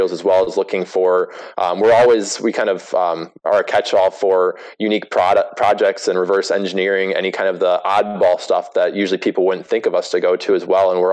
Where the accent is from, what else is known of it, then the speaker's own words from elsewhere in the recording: Wisconsin, United States; I grew up in Wisconsin